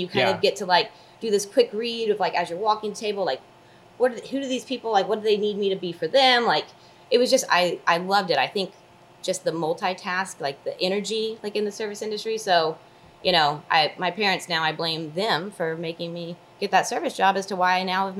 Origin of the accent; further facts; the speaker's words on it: Dallas, Texas, United States; moved away as an adult; also born or lived in Oklahoma; Born and raised in Dallas, but kind of needed a smaller college to...